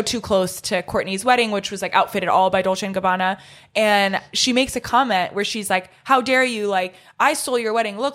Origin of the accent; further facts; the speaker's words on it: Orange County, California, United States; I'm from Orange County